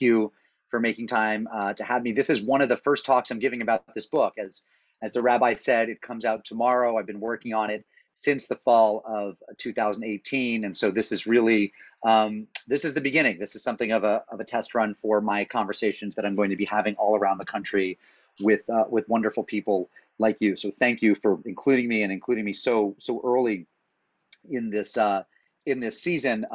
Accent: Springfield, Massachusetts, United States; now in New Haven, United States; I grew up in Springfield, Massachusetts

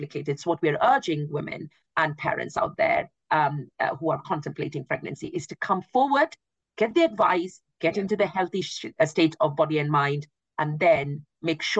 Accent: India; now in United Kingdom; I am from India

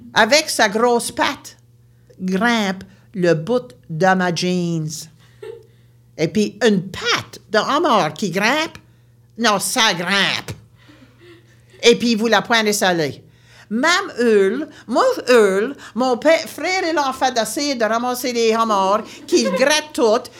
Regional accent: Baie Sainte-Marie, Nova Scotia, Canada; Je viens de la Nouvelle-Écosse, une région appelée la Baie-Sainte-Marie

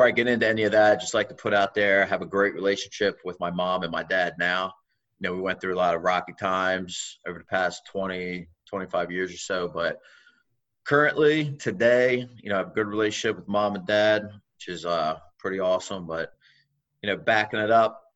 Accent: Wilmington, Delaware, United States; also born or lived in Newark, Delaware; So I grew up around Wilmington in Newark, Delaware

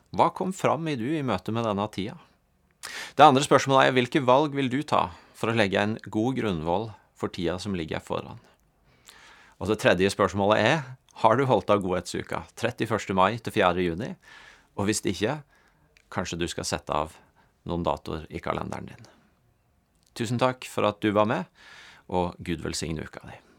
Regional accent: Norway; som nordmenn

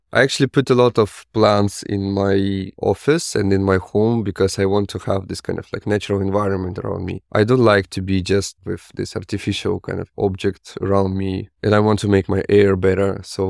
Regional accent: Russia; Yeah, I'm originally from Russia. So I was born in a really small place on the west of Russia. This was kind of like a really small town, maybe like 3,000 or like 5,000 people.

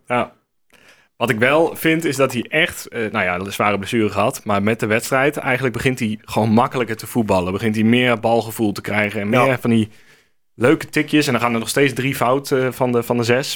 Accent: Hengelo, Overijssel, Netherlands; ik kom uit Hengelo

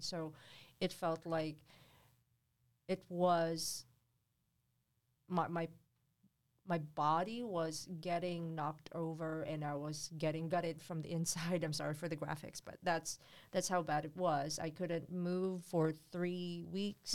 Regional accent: Philippines; moved away; in the Philippines, you can, when I was growing up, you can build a hut under the bridge

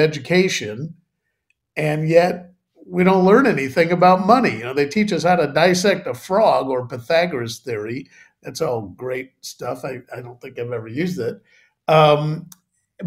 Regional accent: Chicago, Illinois, United States; moved away as an adult; now in United Kingdom; I grew up in Chicago

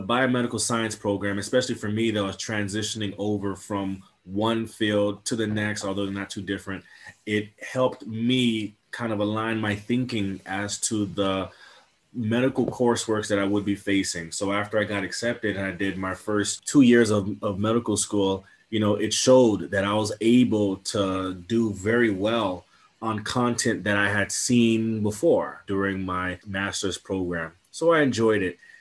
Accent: Miami, Florida, United States; I'm born and raised in Miami, Florida.

